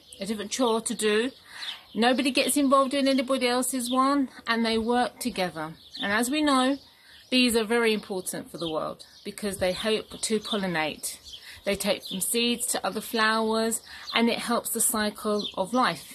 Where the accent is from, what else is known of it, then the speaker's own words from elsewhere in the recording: London, United Kingdom; moved away as an adult; now in Cyprus; I was born and brought up in London and I moved to Cyprus when I got married